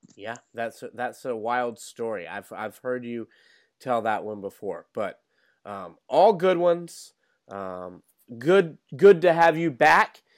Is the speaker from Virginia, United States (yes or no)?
yes; Norfolk, Virginia, United States; growing up in Norfolk, Virginia, as I did